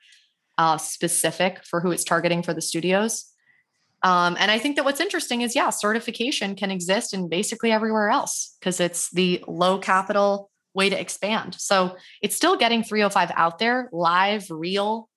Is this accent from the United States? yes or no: yes; Miami, Florida, United States; growing up in Miami